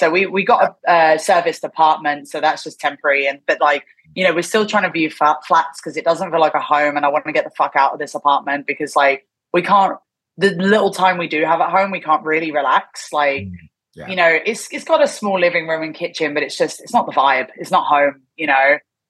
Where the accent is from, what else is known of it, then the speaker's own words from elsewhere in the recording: England, United Kingdom; now in Japan; And obviously I'm from England.